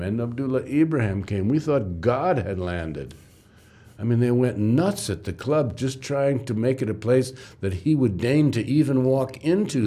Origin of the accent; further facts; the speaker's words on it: New York, United States; moved away as an adult; also born or lived in Ghana / Johannesburg; I'm from New York